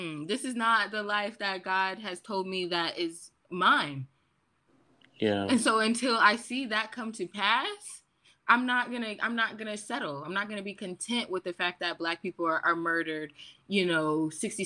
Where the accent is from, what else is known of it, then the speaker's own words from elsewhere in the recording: United States; I grew up in Washington.